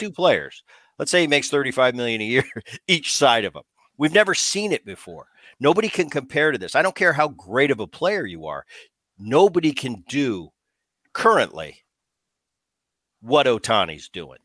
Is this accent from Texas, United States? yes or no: no; New Jersey, United States; Growing up in Jersey